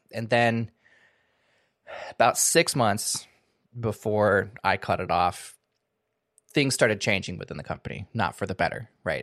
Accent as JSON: {"language": "English", "region": "Washington", "country": "United States", "also_born_or_lived": "California", "moved": "as an adult", "lives_now": "Seattle area, United States", "said": "moved back home to my home state, moved back to the Seattle area"}